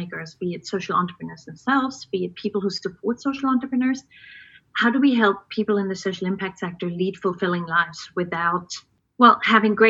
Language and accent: English; East Germany, Germany; Born and raised in East Germany behind the Iron Curtain back in the day.